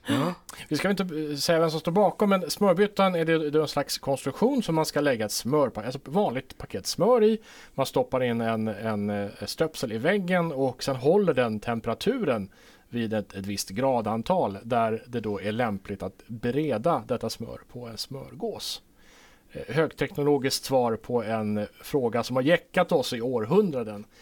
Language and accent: Swedish; Sweden; now in Åland, Finland; jag som rikssvensk